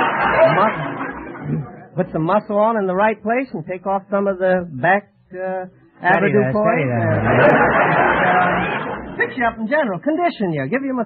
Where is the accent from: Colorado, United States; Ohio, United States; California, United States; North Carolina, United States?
California, United States; Watts; From Watts, California.